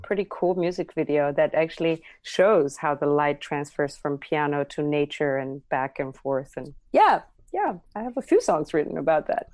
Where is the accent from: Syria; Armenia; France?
Armenia; Armavir, Armavir Province; English is a second language; moved away; growing up in Armenia, uh, it's a very patriarchal society